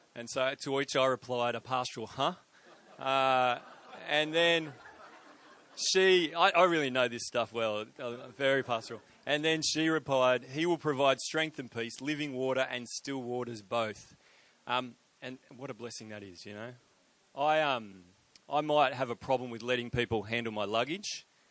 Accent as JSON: {"language": "English", "town": "Sydney", "region": "New South Wales", "country": "Australia", "said": "I am from Sydney, uh, but I but I just I just purchased a property in Brisbane"}